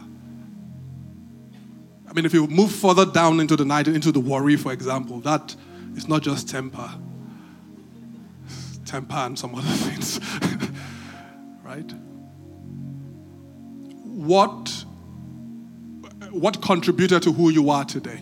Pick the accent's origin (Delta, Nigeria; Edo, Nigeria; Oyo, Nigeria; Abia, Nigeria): Edo, Nigeria; Benin City; When I was growing up, I grew up in Benin